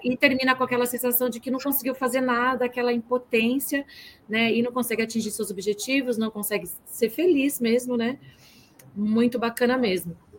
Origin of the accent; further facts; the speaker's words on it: Bauru, São Paulo, Brazil; de Bauru, lá minha terra natal